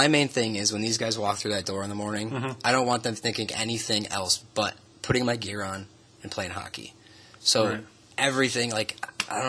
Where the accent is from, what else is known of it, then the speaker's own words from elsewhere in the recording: Binghamton, New York, United States; Doing my dream job in my hometown